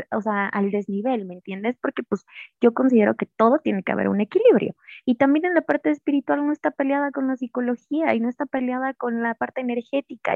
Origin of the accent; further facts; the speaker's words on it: Mexico; pues soy mexicana